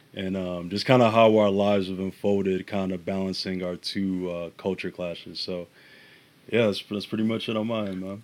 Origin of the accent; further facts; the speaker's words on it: Chicago, Illinois, United States; also born or lived in Ghana; I was born here, but as a youth, I spent, uh, my, I think, years of two or between two and seven in Ghana. Uh, came back to Chicago, and basically my whole identity is rooted in the city